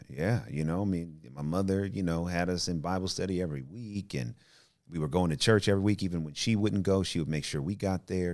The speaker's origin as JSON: {"language": "English", "town": "Oakland", "region": "California", "country": "United States", "tie": "born or raised there", "also_born_or_lived": "Richmond / Berkeley / Albany", "said": "I'm from the Bay Area, you know, grew up in, you know, O-, Oakland and Richmond and, uh, Berkeley"}